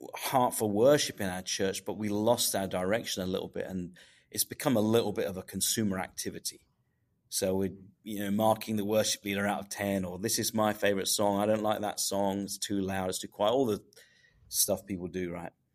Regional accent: England, United Kingdom; I'm from England

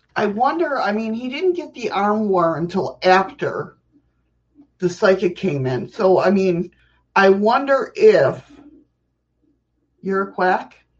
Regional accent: New York, United States; I'm a New Yorker

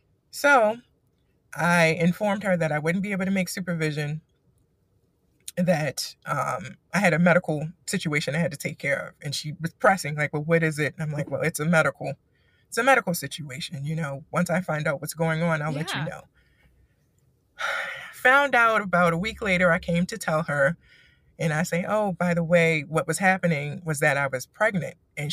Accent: East Coast, United States; the culture here is crazy to me because I'm from the East Coast.

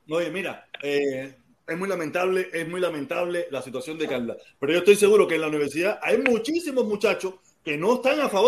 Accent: Cuba; yo soy médico cubano.

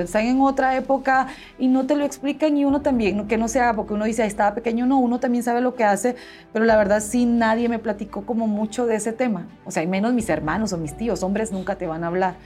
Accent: Guatemala City, Guatemala Department, Guatemala; nací en la ciudad de Guatemala

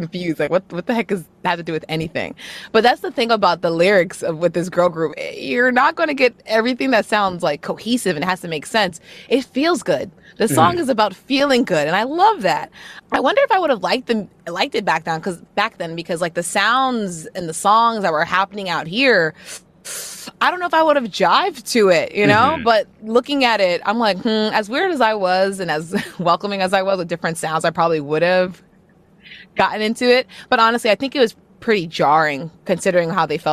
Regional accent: United States; I'm American

